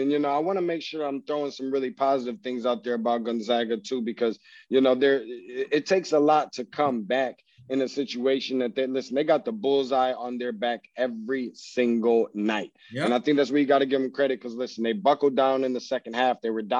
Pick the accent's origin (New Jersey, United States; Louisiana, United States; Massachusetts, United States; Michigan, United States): Michigan, United States; I'm not from Missouri. I'm from Michigan